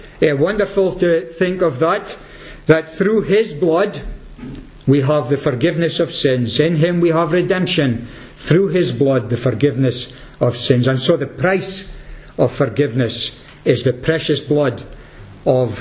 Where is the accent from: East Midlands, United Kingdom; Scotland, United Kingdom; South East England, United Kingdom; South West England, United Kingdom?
Scotland, United Kingdom; Peterhead; I'm from Peterhead